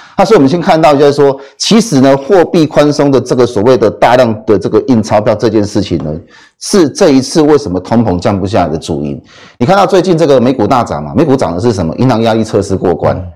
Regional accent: Taiwan; 我们台湾人

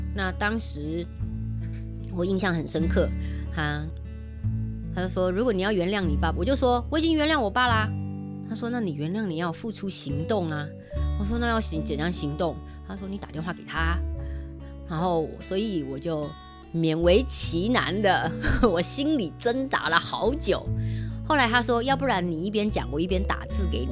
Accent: Taiwan; moved away as an adult; 因为先生是香港人，我是台湾人

